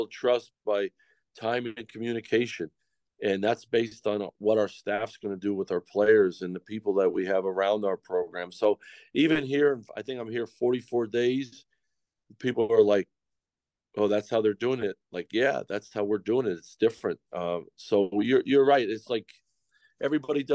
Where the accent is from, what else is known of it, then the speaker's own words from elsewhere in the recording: Pennsylvania, United States; moved away as an adult; back in my home state, in my wife's home state, at Penn State